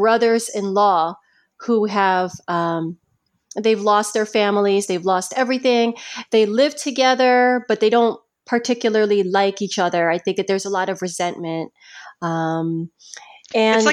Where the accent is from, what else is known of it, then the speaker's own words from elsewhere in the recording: Baltimore, Maryland, United States; you and I are both Filipino. We're both from Baltimore.